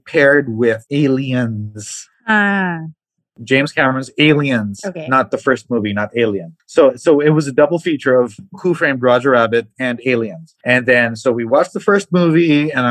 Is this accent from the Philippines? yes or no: yes; Mindanao, Philippines; now in Manila, Philippines; I grew up in Mindanao, and then we had the concept of double features in cinemas